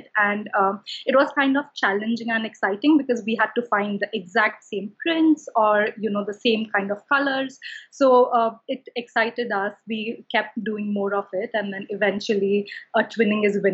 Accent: Mumbai, Maharashtra, India; moved away as an adult; also born or lived in London; now in New York, United States; growing up in Mumbai, I'm from Mumbai, India

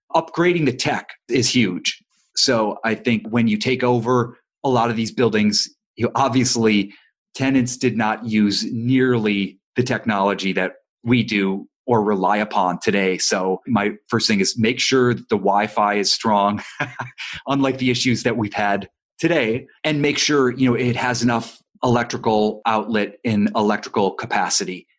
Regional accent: Ohio, United States; now in Los Angeles, United States; I'm not from Los Angeles, I'm from Ohio

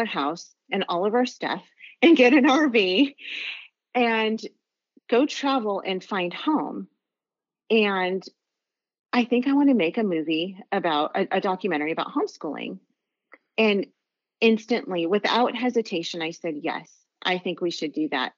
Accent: Los Angeles County, California, United States; moved away as an adult; We're from Los Angeles County

